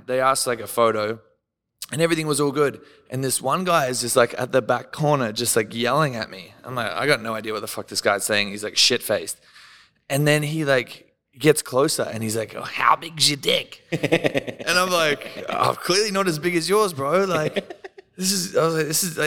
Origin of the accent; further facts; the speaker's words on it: Australia; I'm Australian